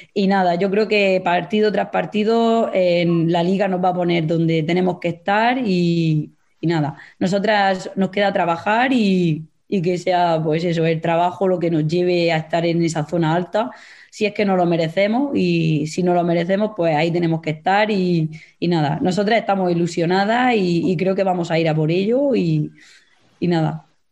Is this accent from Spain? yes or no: yes; Mula, Region of Murcia, Spain; soy de Mula